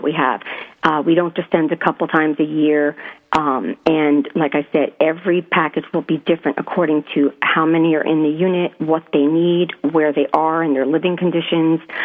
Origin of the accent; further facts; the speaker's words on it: Southern Connecticut, United States; moved away as an adult; also born or lived in New York; I was born in New York, but I was raised in Southern Connecticut and lived there. But I lived overseas for about 15 years